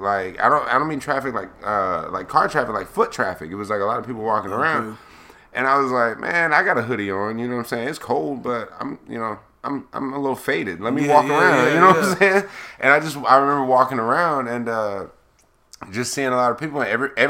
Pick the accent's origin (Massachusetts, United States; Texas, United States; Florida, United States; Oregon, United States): Florida, United States; I have my pistol with me. I'm from Florida, dog.